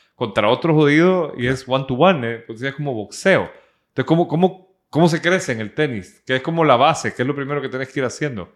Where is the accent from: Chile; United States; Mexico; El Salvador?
El Salvador; now in Nicaragua; soy un salvadoreño acá